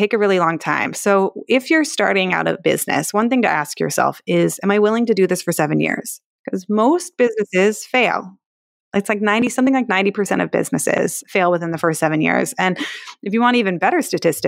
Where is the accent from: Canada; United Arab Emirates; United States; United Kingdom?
United States; Palo Alto, California; I'm from Palo Alto